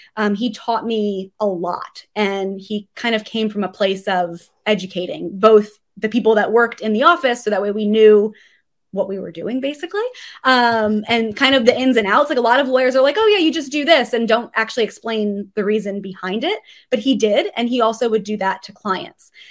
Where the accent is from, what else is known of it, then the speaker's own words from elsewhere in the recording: South Florida, United States; I am actually originally from South Florida